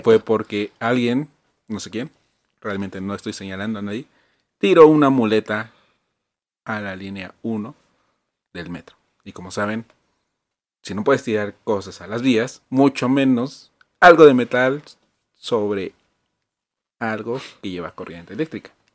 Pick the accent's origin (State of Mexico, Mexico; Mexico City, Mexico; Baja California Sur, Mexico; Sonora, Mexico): Mexico City, Mexico; Iztapalapa, que es de donde yo vengo